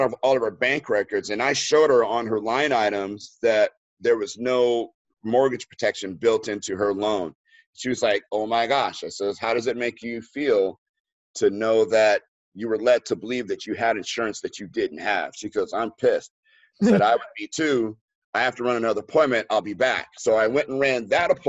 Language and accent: English; Los Angeles, California, United States; moved away; here in LA, and that's in my hometown